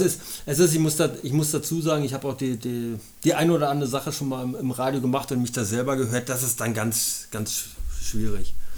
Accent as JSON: {"language": "German", "region": "Berlin", "country": "Germany", "tie": "born or raised there", "moved": "as an adult", "lives_now": "Munich, Germany", "said": "ich bin in Berlin geboren, habe da 31 Jahre gelebt"}